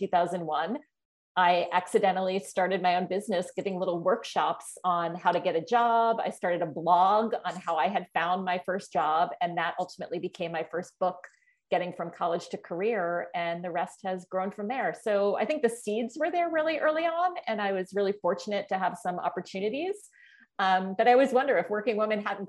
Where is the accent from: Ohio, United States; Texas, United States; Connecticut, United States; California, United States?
Connecticut, United States; Norwalk; moved away as an adult; I was born and raised in Norwalk, Connecticut, which is about 80 miles from New York City